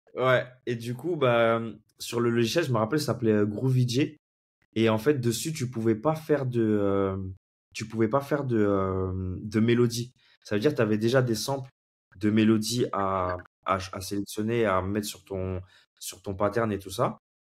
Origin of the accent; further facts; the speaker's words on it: Comoros; also born or lived in Senegal; now in Paris, France; je vis actuellement à Paris et je suis originaire des Comores. j'ai grandi un petit peu là-bas, j'ai vécu un peu au Sénégal